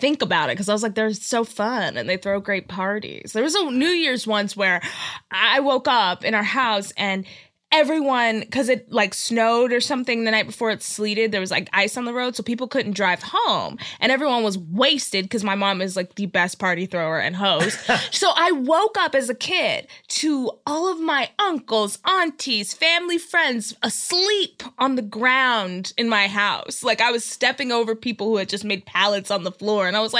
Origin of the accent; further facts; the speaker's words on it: Dallas, Texas, United States; Dallas, Texas.